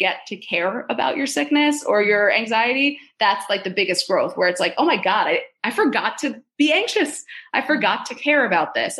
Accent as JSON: {"language": "English", "region": "New York", "country": "United States", "said": "I'm a Jew from New York"}